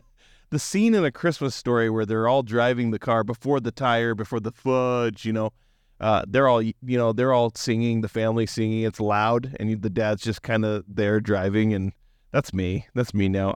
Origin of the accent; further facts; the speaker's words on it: Western Washington, United States; growing up in Western Washington